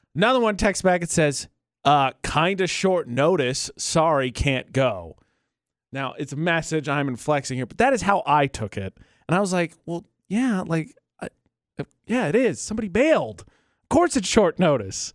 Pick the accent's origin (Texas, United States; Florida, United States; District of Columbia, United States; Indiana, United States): Indiana, United States; Northern; moved away; I'm from Northern Indiana.